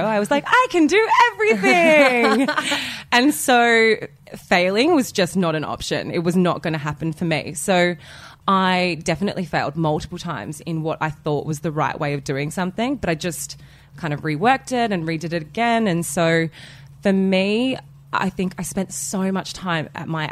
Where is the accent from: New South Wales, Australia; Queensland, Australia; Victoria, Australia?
New South Wales, Australia; Wollongong; moved away as an adult; now in Sydney, Australia; I've been here for 10 years and I grew up in Wollongong.